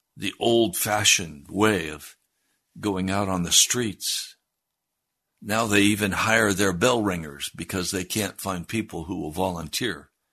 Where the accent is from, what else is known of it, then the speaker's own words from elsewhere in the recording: United States; I was raised in the American Christian Church. I'm a product of the American Christian Church